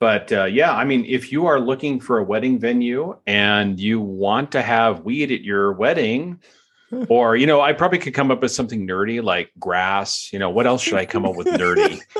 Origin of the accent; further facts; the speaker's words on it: United Kingdom; Well, as a British baking type person that actually enjoys that show